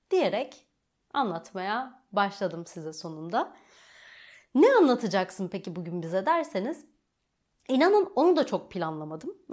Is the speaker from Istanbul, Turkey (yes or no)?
no; Rize, Rize Province, Turkey; born there; Rize'de dünyaya geldim bu şekilde de yani bu, bu detaya girmeli miydim bilmiyorum ama e, bir anda aklıma şey geldi. Rize merkezde doğdum aslen